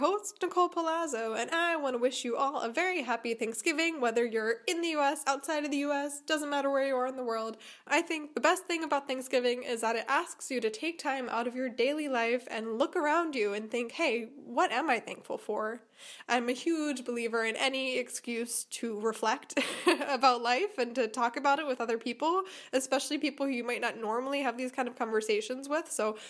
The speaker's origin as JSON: {"language": "English", "town": "Chicago", "region": "Illinois", "country": "United States", "lives_now": "Germany", "said": "I came from Chicago to a town near her hometown in Germany."}